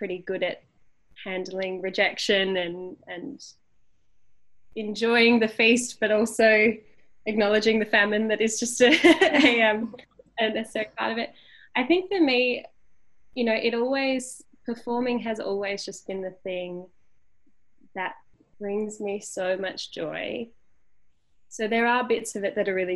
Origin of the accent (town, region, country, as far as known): Tasmania, Australia; born or raised there; moved away as an adult; also born or lived in Sydney